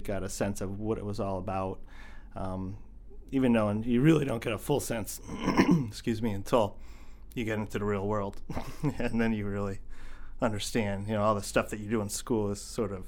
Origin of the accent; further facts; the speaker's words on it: eastern Pennsylvania, United States; moved away as an adult; also born or lived in Camden, Maine; now in Maine, United States; I grew up in eastern Pennsylvania